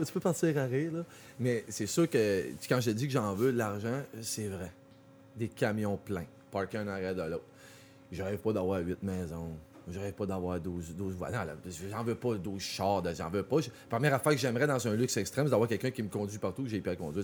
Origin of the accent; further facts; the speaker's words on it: Quebec, Canada; puis les Québécois, on est vraiment spécial.